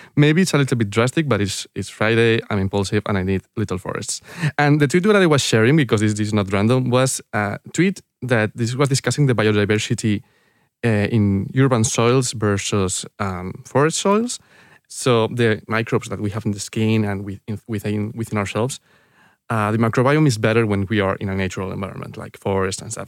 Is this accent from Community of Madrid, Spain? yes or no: yes; San Lorenzo de El Escorial, Community of Madrid, Spain; English is a second language; I was born in, uh, in, in San Lorenzo del Escorial. This is a town, uh, near the mountains in Madrid